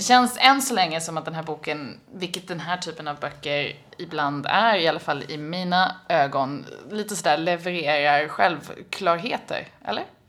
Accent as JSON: {"language": "Swedish", "country": "Sweden", "said": "jag kommer från Sverige"}